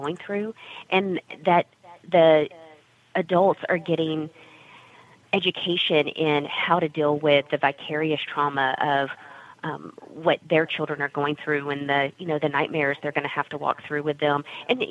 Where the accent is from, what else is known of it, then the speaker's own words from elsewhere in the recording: Texas, United States; also born or lived in San Antonio, Texas; I grew up in Texas